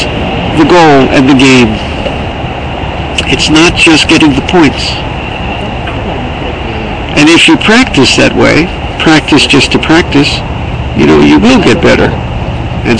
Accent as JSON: {"language": "English", "country": "United States", "said": "I'm an American"}